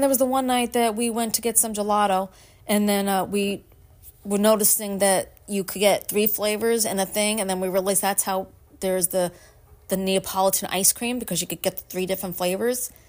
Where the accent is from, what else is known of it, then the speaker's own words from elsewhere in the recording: Brooklyn, New York, United States; now in Upstate New York, United States; I am from Brooklyn, born and raised.